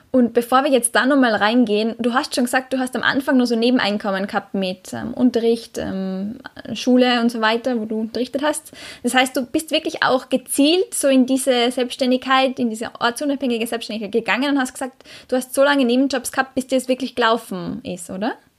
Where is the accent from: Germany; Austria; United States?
Austria; moved away as an adult; Ich komme ursprünglich aus Österreich, bin aber seit über zwei Jahren quer durch die Welt unterwegs als sogenannte digitale Nomadin